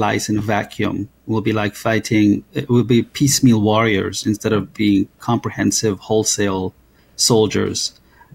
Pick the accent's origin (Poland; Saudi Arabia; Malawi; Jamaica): Jamaica; moved away as an adult; now in United States; I came to America at the age of 20 and from Jamaica.